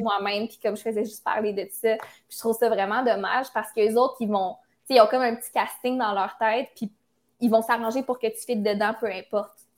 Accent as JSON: {"language": "French", "town": "Quebec City", "region": "Quebec", "country": "Canada", "moved": "as an adult", "lives_now": "Montreal, Canada", "said": "je viens de Québec. Mais j'ai déménagé à Montréal pour les réseaux sociaux, les communications et tout. Mais je me vois vraiment revenir à Québec. comme c'est mes racines, c'est ma famille"}